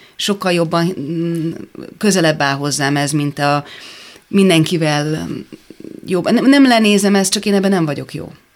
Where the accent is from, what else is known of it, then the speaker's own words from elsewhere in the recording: Hungary; ott álltam én magyarként, ilyenkor érzem egy kicsit, hogy magyar vagyok